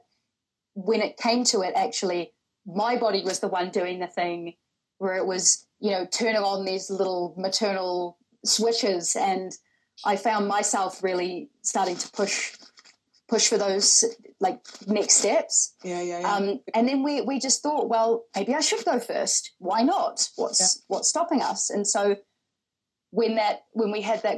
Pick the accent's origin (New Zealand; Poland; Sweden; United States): New Zealand; moved away as an adult; now in London, United Kingdom; I am originally from New Zealand. So I've been in London for over 6 years now